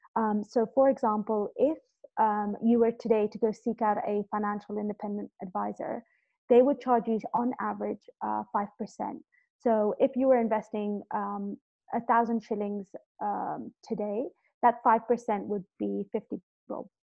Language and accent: English; Kenya; also born or lived in London; I'm originally Kenyan, uh, born and raised here, and I went off to London to study